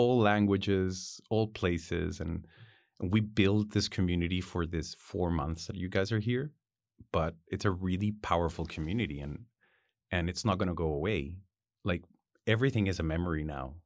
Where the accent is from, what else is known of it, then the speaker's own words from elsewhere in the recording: Ritoque, Valparaíso, Chile; I was born in Ritoque.